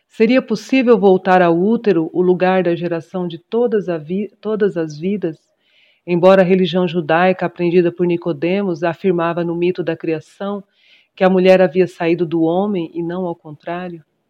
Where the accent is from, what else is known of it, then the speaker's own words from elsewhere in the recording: Mato Grosso do Sul, Brazil; also born or lived in São Paulo; Nascida em São Paulo, por acaso, mas criada em criada, educada e, e vivida em Mato Grosso do Sul, centro-oeste brasileiro